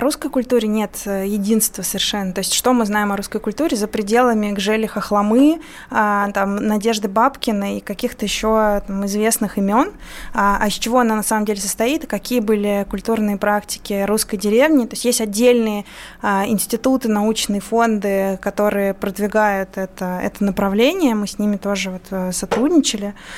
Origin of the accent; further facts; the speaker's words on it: Moldova; first language Russian; moved away; я вот выросла в Молдавии, будучи при этом русскоязычным населением